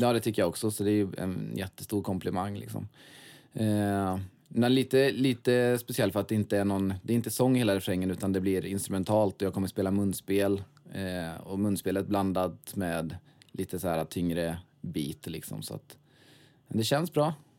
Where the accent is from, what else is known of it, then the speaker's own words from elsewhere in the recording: Svenljunga, Västra Götaland, Sweden; Jag kommer ifrån Svenljunga.